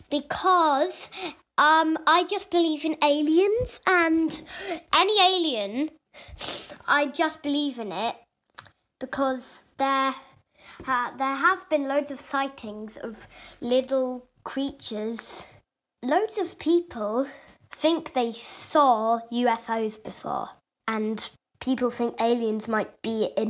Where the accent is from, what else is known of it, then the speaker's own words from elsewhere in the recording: Christchurch, Canterbury, New Zealand; I'm seven years old. I come from Christchurch, New Zealand